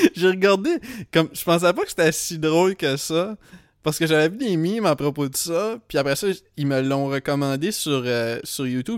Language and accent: French; Edmundston, New Brunswick, Canada; now in Montreal, Canada; Les seules fois où je suis retourné à Edmundston